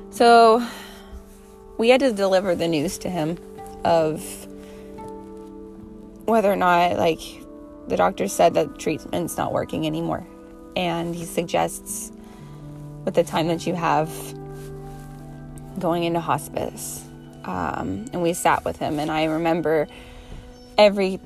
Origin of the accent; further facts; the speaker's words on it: United States; I'm going to win in our hometown. I'm going to win in my hometown